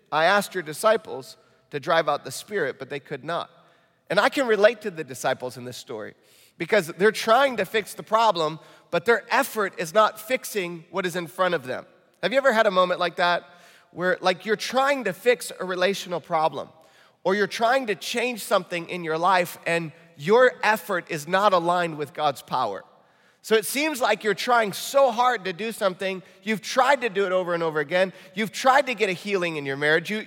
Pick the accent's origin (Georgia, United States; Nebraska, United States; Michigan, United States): Michigan, United States; accent: Michigan; And uh, that just sounded like real Midwestern. My Michigan accent came out when I said valley.